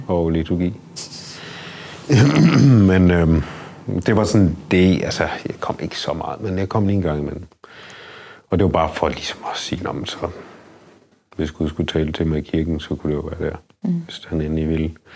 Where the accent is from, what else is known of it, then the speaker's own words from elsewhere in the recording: Denmark; jeg mig bare mere dansk